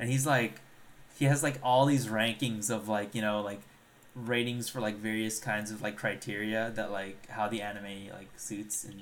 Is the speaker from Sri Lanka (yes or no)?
yes; Sri Lanka; moved away; I'm from Sri